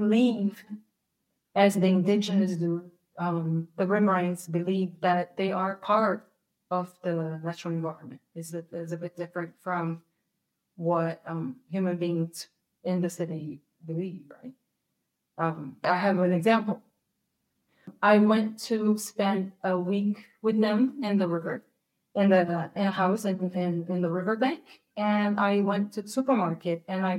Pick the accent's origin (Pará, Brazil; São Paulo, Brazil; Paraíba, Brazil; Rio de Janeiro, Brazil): Rio de Janeiro, Brazil; I'm from Rio